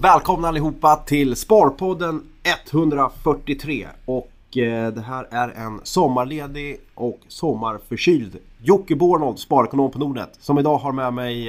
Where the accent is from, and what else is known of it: Sweden